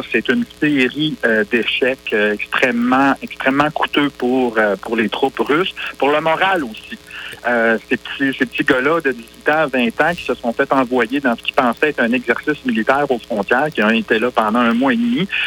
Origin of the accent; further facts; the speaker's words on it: Coaticook, Quebec, Canada; Eh, j'ai grandi sur la rue Bourgeois, je m'ennuie bien gros de mon coin de pays.